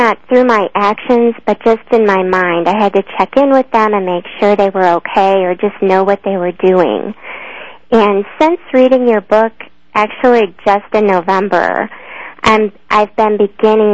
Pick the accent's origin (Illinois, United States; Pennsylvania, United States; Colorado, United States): Colorado, United States; Denver; I'm from Denver, Colorado